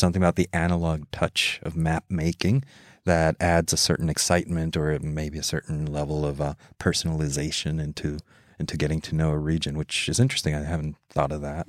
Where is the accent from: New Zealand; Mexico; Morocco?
Mexico; I grew up in Mexico